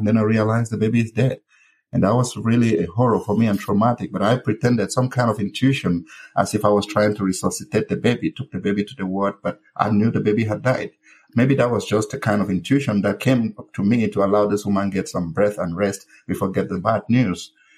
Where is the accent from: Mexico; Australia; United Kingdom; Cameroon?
Cameroon; Misaje, North-West Region; I was born and raised in uh, Cameroon, specifically in a village called Misaje.